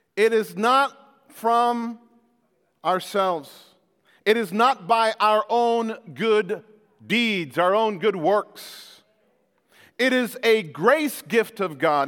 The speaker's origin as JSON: {"language": "English", "country": "Jamaica", "moved": "yes", "said": "I came from Jamaica where Jamaica was part of the British Commonwealth."}